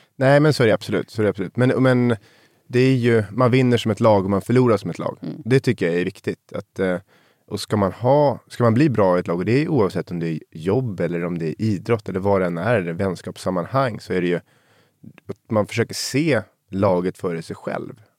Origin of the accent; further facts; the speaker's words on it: Sundbyberg, Stockholm County, Sweden; Jag är uppvuxen i, i Ursvik i Sundbyberg